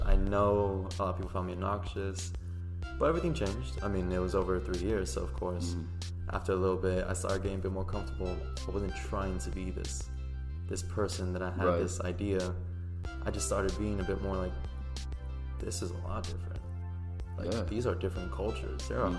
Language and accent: English; United States; moved away as an adult